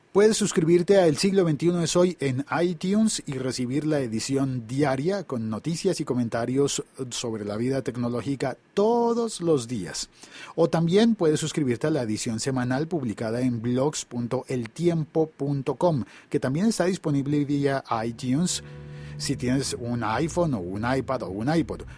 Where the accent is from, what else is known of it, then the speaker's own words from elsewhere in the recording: Colombia; en mi país, en Colombia